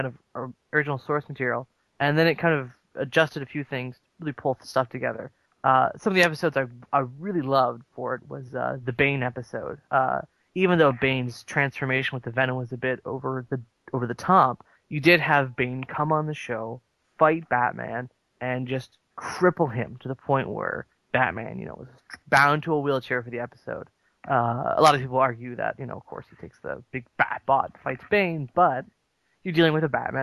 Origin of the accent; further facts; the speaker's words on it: Nova Scotia, Canada; I grew up on Nova Scotia